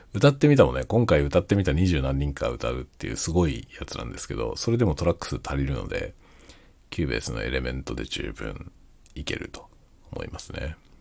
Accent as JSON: {"language": "Japanese", "region": "Kanto", "country": "Japan", "tie": "born or raised there", "moved": "as an adult", "lives_now": "Hokkaido, Japan", "said": "僕はもともとは関東の出身なんですけど、関東出身で関東でずっと活動してたんですけどね。"}